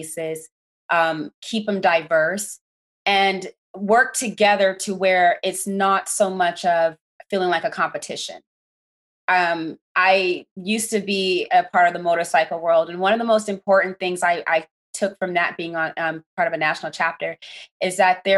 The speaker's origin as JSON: {"language": "English", "town": "Las Vegas", "region": "Nevada", "country": "United States", "tie": "born or raised there", "said": "I grew up here in Las Vegas"}